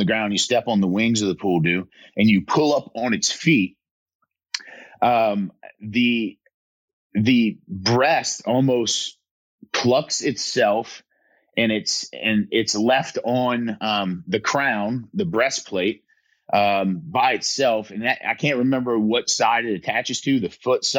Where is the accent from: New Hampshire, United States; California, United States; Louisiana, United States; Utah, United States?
Louisiana, United States; south; my hometown